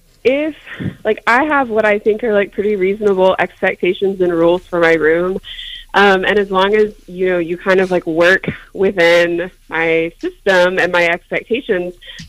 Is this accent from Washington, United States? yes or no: no; Alabama, United States; I'm from Alabama.